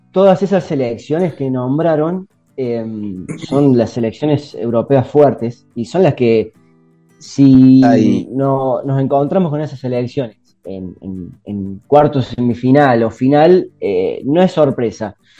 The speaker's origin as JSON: {"language": "Spanish", "country": "Argentina", "said": "nosotros como argentinos"}